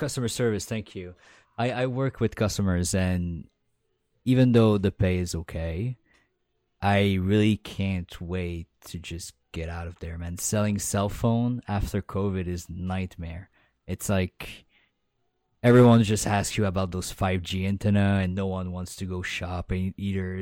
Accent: Quebec, Canada; accent: Quebec French; first language French; English is a second language

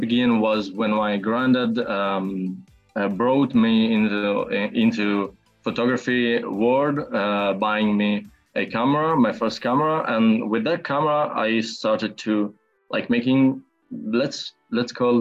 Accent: Bologna, Emilia-Romagna, Italy; I'm from Italy and I'm a 20 years old filmmaker. It's around a year since I graduated at Fine Arts Academy of Bologna, which is my city

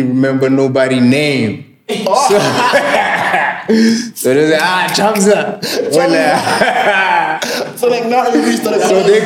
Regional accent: Botswana; also born or lived in South Africa; I was born in Kanye.

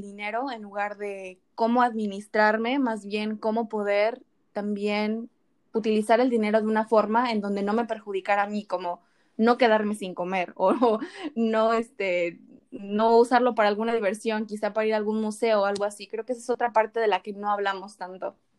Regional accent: State of Mexico, Mexico; moved away as an adult; also born or lived in Playa del Carmen; now in Los Cabos, Mexico; tú me conociste en la Ciudad de México, pero yo soy del Estado de México

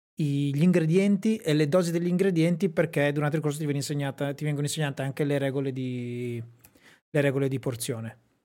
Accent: Sassuolo, Emilia-Romagna, Italy; a Sassuolo nel mio paese

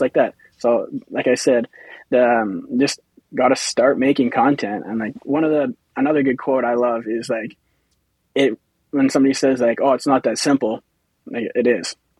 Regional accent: Humboldt, Saskatchewan, Canada; I'm from Humboldt uh, in Saskatchewan here, so local

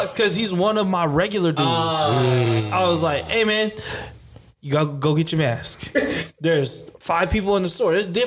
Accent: California, United States; We have boys from where we're from in California. You can see it at our high school

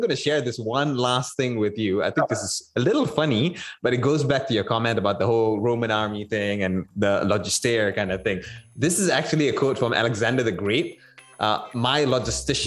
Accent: Malaysia; I'm a Malaysian

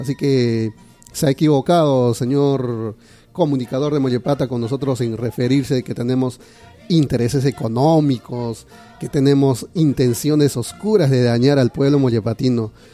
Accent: Peru; nosotros le respondimos, como peruanos

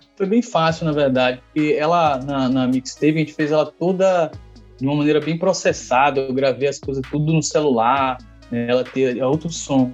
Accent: Valéria, Nordeste, Bahia, Brazil; Nordeste, de Valéria, Valéria é um bairro de periferia

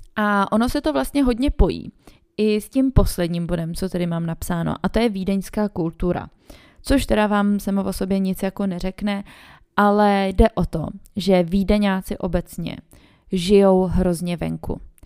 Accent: Prague, Czechia; moved away as an adult; now in Vienna, Austria; té rodiny mám především stále v Praze, odkud pocházím

